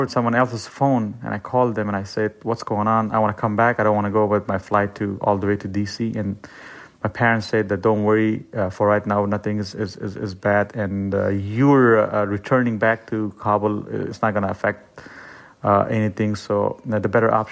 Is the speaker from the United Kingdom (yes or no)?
no; Afghanistan; moved away as an adult; now in United States